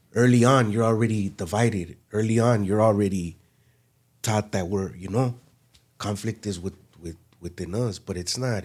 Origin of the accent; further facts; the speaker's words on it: Los Angeles, California, United States; Born and raised in West L A.